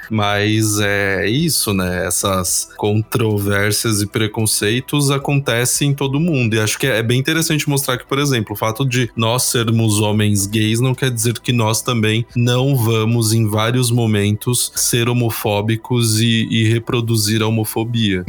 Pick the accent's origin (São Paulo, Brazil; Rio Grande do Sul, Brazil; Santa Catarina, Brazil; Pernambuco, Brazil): São Paulo, Brazil; sou da Zona Sul de São Paulo, sou do Grajaú